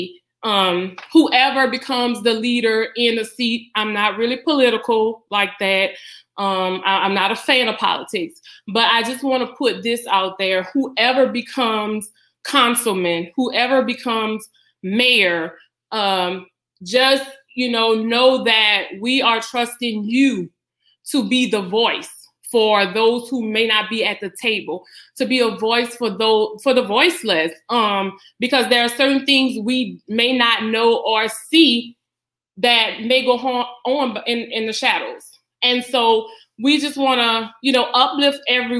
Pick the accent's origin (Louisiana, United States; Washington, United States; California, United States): Louisiana, United States; Donaldsonville; I am a current resident of Donaldsonville. I grew up here